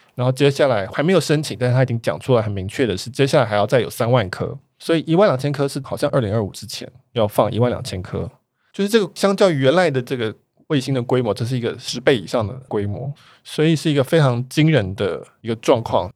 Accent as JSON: {"language": "Chinese", "country": "Taiwan", "said": "我们台湾人比较难想象，因为台湾是一个科，我们叫网科技岛"}